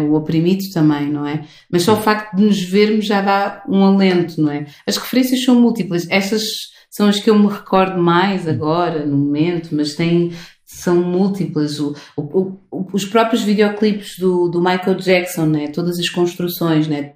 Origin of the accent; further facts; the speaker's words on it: Lisbon, Portugal; Lisboa, que é a cidade de onde eu sou, onde nasci